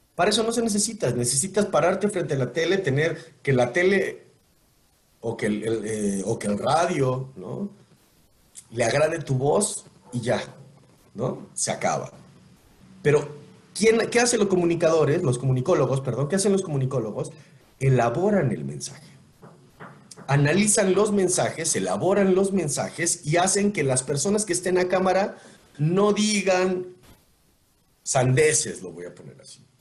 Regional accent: Mexico; Y como presidente es un trabajo que le otorgamos a una persona como mexicanos para que haga lo que promete

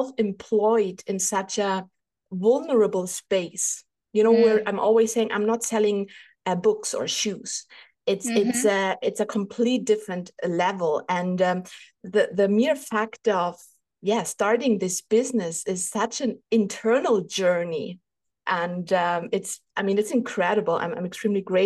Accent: Germany; English is a second language; English is not my first language. Maybe you even recognize I am from Germany

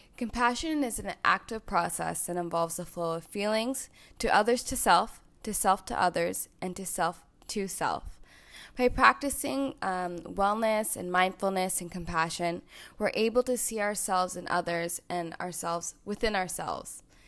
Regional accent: Toronto, Ontario, Canada; also born or lived in Louisiana, United States; I'm from Toronto, Ontario, Canada, and I live here with my ten out of ten partner, Ajahn.

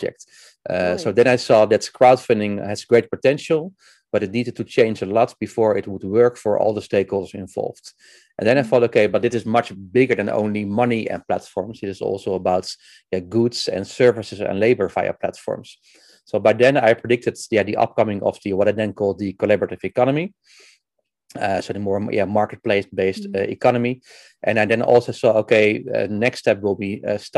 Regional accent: Netherlands; I'm from Netherlands. I live in Houten near Utrecht

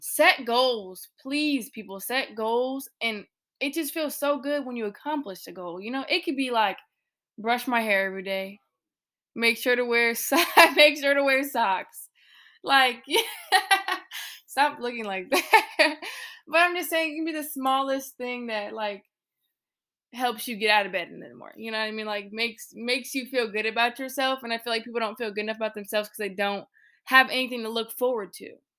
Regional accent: Illinois, United States; now in North Carolina, United States; my people from back home in Illinois

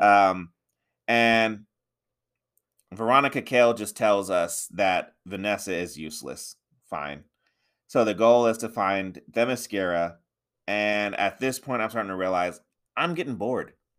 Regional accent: United States; I'm American

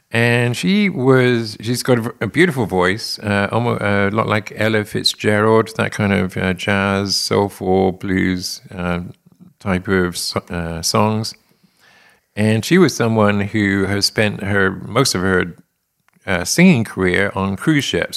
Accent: England, United Kingdom; moved away as an adult; also born or lived in London; now in United States; experienced in England, right? So, thirty-one years in England

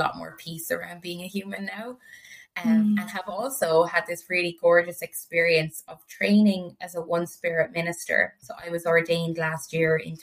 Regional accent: Ireland; growing up in Ireland

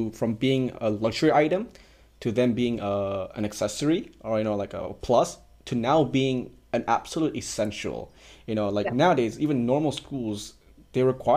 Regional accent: Malaysia; we're from Malaysia

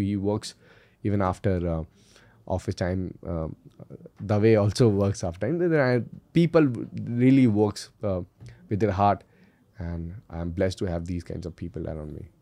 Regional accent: Indore, Madhya Pradesh, India; also born or lived in Delhi; We, we hail from Indore, it is the cleanest city of India

